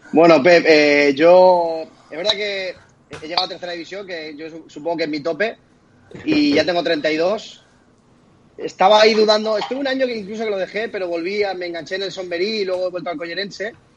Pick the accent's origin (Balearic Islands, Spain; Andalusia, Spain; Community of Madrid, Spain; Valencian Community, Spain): Balearic Islands, Spain; Mallorca; soy mallorquín, yo soy catalano parlante también